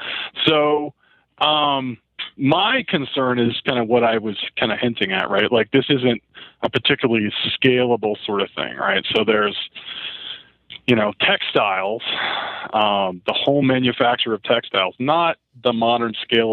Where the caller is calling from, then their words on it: Denver, Colorado, United States; Denver, Colorado.